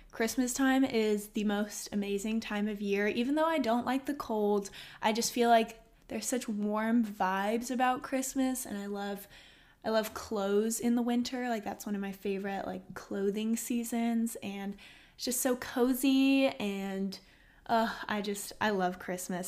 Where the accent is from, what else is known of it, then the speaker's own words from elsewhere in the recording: Austin, Texas, United States; I was born and raised in Austin, Texas